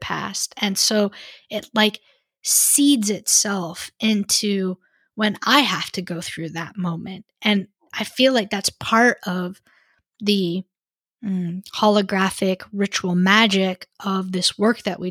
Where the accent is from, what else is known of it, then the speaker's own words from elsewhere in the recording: United States; being white, being American, speaking English